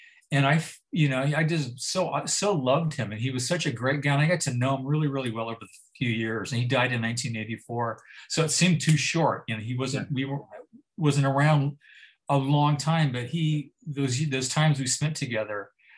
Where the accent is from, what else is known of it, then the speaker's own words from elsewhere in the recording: Santa Rosa, California, United States; we're both from Santa Rosa